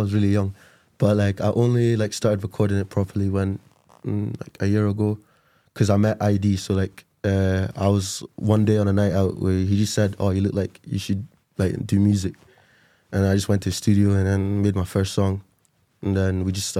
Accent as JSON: {"language": "English", "country": "Nigeria", "tie": "born or raised there", "moved": "yes", "said": "I'm Nigerian, so is he. We're both Nigerian boys."}